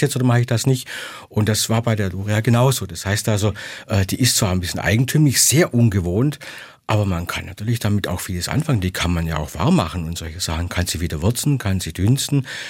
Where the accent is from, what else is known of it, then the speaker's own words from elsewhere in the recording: Swabia, Germany; ich als Schwabe